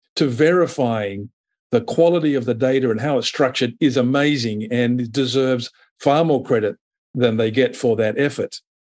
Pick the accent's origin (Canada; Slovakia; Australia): Australia; also born or lived in Europe / United States; now in Asia; I'm based in Asia. I'm Australian by birth. I've had the pleasure of living in, in Europe and the U S